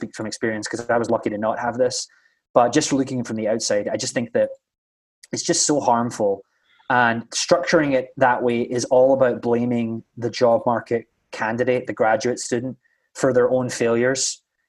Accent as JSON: {"language": "English", "region": "Scotland", "country": "United Kingdom", "first_language": "English", "lives_now": "United States", "said": "I'm an English speaker natively, but if you've ever been to Scotland, you know that we don't speak English like most Americans do."}